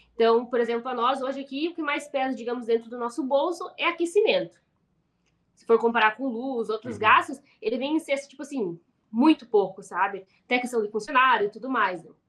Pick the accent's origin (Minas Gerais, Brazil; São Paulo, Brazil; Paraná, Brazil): Paraná, Brazil; a gente é do Paraná